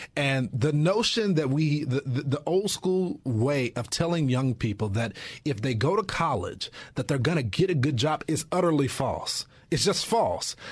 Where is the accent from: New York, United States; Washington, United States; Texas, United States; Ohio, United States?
Texas, United States; I'm from Texas and it's a football state